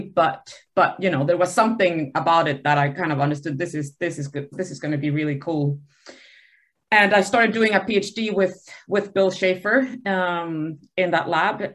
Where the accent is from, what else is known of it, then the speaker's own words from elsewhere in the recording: Sweden; moved away; also born or lived in Buenos Aires, Argentina; So I grew up um, in Sweden um, and um, went to university there at the Uppsala University